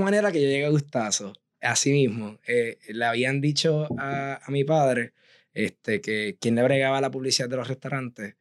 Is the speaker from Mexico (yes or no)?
no; Aguadilla, Puerto Rico; moved away as an adult; also born or lived in San Juan, Puerto Rico / Providence, Rhode Island; yo soy actualmente de Aguadilla, soy aguadillano de pura cepa